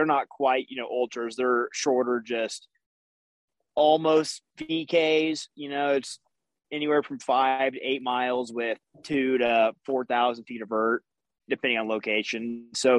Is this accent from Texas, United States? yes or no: yes; Texas, United States; moved away as an adult; now in Colorado, United States; I'm from Texas originally